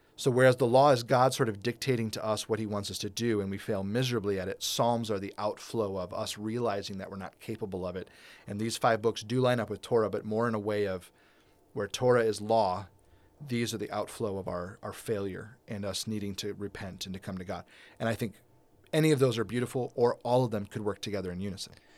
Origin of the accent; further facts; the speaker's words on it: United States; a white thirty-eight-year-old American who's never really lived outside of America